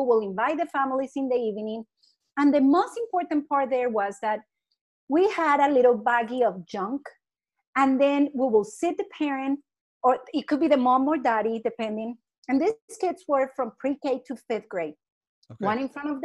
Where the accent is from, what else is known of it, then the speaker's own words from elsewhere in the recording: Colombia; moved away as an adult; I'm from Colombia and I wasn't an educator.